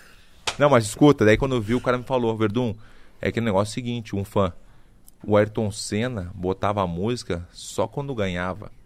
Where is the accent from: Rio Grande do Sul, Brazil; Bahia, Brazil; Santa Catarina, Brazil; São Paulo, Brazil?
Bahia, Brazil; accent: Bahian; moved away as an adult; also born or lived in United States; now in Florianópolis, Brazil; o negócio do, do Bahia é minha, meu sotaque, morei muito tempo fora do Brasil, mas o sotaque não adianta